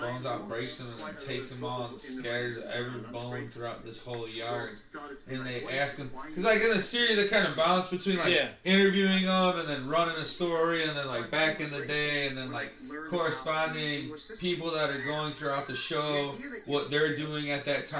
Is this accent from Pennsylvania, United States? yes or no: yes; Philadelphia, Pennsylvania, United States; I grew up in South Philadelphia